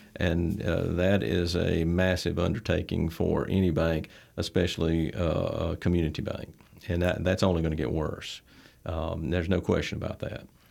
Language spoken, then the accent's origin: English; Troy, Alabama, United States; I was, uh, born here in Troy. Troy's home to me, been here since back since nineteen seventy